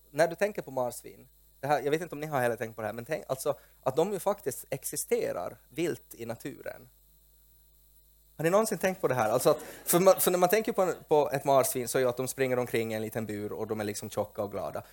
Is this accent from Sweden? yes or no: no; Porvoo, Uusimaa, Finland; i min hemby Pormo